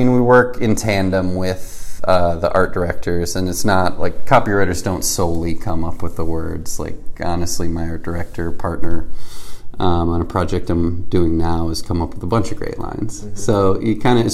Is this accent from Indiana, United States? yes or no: no; Michigan, United States; moved away as an adult; now in Los Angeles, United States; I'm from Michigan